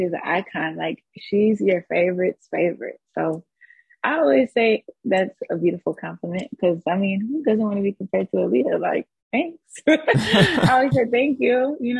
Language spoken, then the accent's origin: English; Atlanta, Georgia, United States; also born or lived in Texas / Warner Robins; I was born in Texas. I lived there till I was like six. And then I lived in a small city called Warner Robins. Air Force. It's an Air Force base. So then after I lived there for some years, we moved to Atlanta, and I was basically kind of, I would say, raised in Atlanta as well.